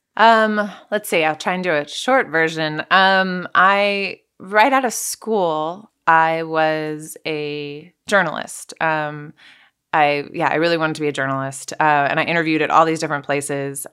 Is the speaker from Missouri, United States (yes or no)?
no; California, United States; moved away as an adult; also born or lived in Russia; I grew up in California